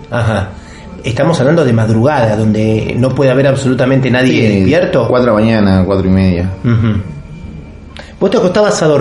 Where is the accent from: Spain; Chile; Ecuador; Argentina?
Argentina; Salta; moved away; yo, soy del norte y se pasa esta cosa. ¿En serio? ¿De dónde sos vos? De la provincia de Salta.